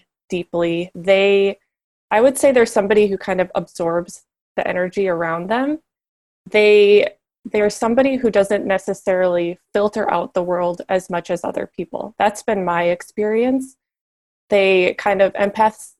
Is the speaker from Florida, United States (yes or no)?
no; Minnesota, United States; moved away as an adult; also born or lived in Southern California; I was a girl from Minnesota at this retailer in Southern California